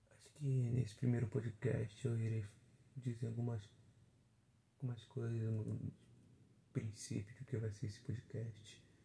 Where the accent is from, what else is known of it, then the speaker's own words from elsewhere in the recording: interior of Rio de Janeiro state, Brazil; Não, não sou carioca, sou fluminense. Assim, no interiorzinho aqui de, do Rio de Janeiro. Duas horas da capital.